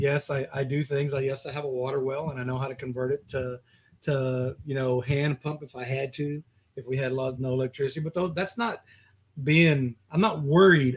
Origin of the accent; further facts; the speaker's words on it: Texas, United States; I grew up in Texas